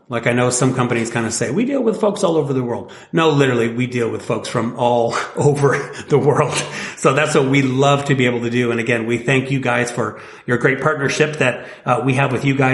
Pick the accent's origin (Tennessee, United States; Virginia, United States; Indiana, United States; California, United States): Indiana, United States; born there; I was born in 1972 in Northwest